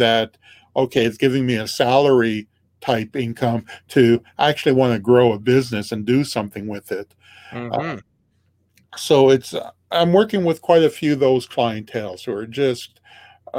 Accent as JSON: {"language": "English", "town": "Regina", "region": "Saskatchewan", "country": "Canada", "said": "I'm from Regina, Saskatchewan, Canada"}